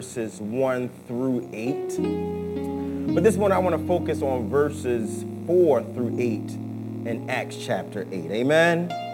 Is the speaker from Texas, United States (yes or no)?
no; Philadelphia, Pennsylvania, United States; I was growing up in South Philadelphia